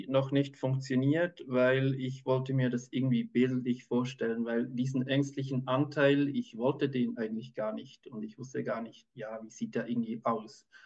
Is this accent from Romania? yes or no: no; Switzerland; ich bin Kinderarzt, ich bin aus der Schweiz